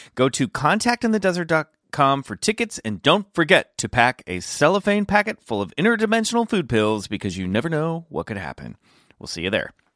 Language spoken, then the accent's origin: English; Kansas, United States; I grew up in Kansas